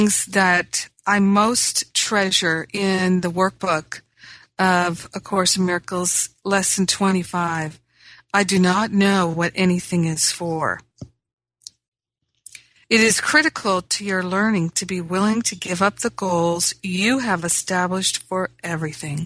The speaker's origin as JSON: {"language": "English", "region": "Rhode Island", "country": "United States", "tie": "born or raised there", "also_born_or_lived": "Michigan / Maine", "moved": "yes", "lives_now": "Los Angeles, United States", "said": "I grew up in Rhode Island. I grew up in Michigan, where there was a change of seasons"}